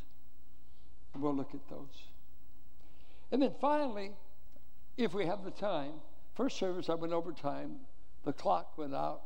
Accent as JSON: {"language": "English", "town": "Richmond", "country": "United States", "tie": "born or raised there", "said": "I grew up in Richmond"}